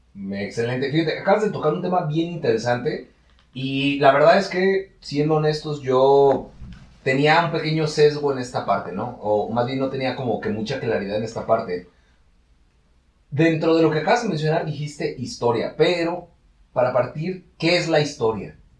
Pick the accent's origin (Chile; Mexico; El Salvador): Mexico; todos que somos mexicanos